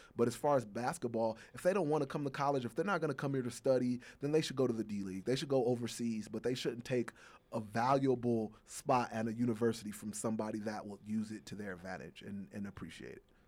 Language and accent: English; Chicago, Illinois, United States; Chicago, my hometown